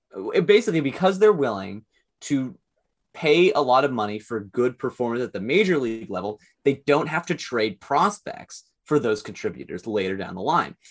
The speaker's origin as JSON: {"language": "English", "town": "Seattle", "region": "Washington", "country": "United States", "tie": "born or raised there", "said": "I grew up in Seattle when the Seahawks were really good"}